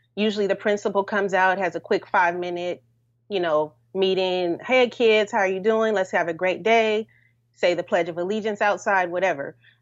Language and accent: English; Los Angeles, California, United States; moved away; also born or lived in Washington, D.C.; I'm from California, Los Angeles